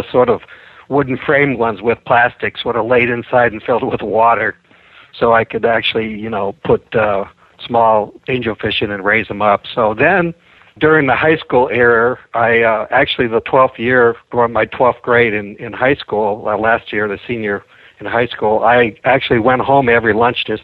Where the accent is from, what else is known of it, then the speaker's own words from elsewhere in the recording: Ann Arbor, Michigan, United States; also born or lived in Detroit, Michigan; I grew up in southeast Michigan, first near Detroit, and then when we had the aquarium, I was in Ann Arbor, Michigan, which is where the University of Michigan is, and I grew up there most of my life